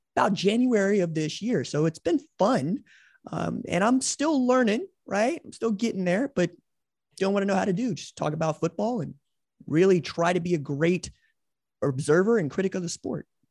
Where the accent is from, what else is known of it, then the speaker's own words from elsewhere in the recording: Tulsa, Oklahoma, United States; my hometown of Tulsa, where I still live